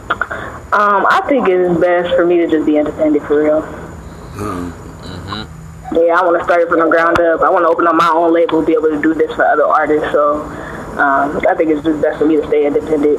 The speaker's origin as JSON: {"language": "English", "town": "Cincinnati", "region": "Ohio", "country": "United States", "said": "I'm from Cincinnati. Uh, I've been in Cincinnati"}